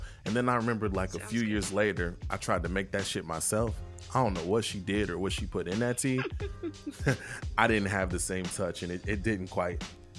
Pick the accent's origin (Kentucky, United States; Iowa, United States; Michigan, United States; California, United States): Kentucky, United States